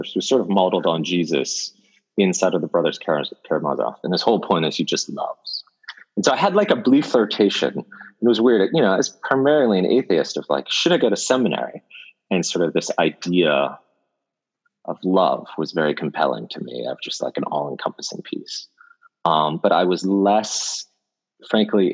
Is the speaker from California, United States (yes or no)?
yes; Bay Area, California, United States; moved away as an adult; now in Bangalore, India; I was born in America, in California. I basically grew up all over the Bay Area